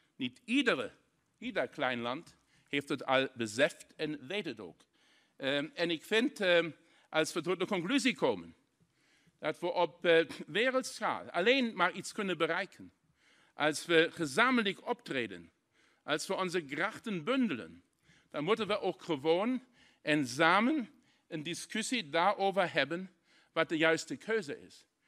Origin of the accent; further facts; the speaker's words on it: Saarlouis, Saarland, Germany; Dutch is a second language; Ik kom persoonlijk uit de grensstreek in Zaland